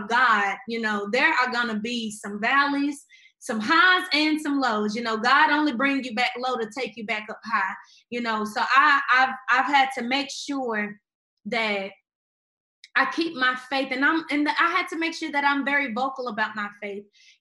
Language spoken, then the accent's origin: English; Memphis, Tennessee, United States; I grew up in Memphis, Tennessee